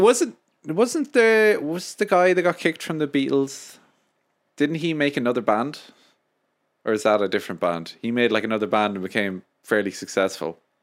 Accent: Ireland; I love being Irish

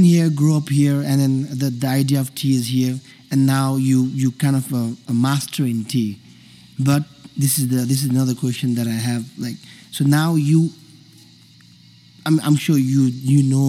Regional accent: Nepal; I'm also from Nepal

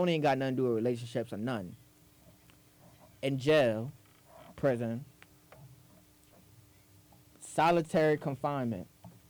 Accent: New York City, New York, United States; I'm from the Bronx

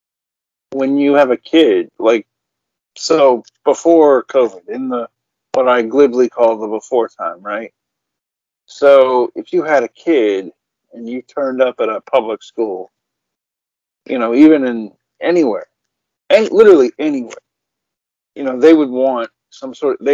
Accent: United States; I'm an American

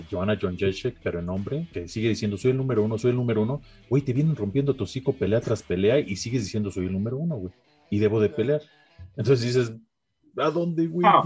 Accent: Mexico; Pero bueno, este, yo soy mexicano

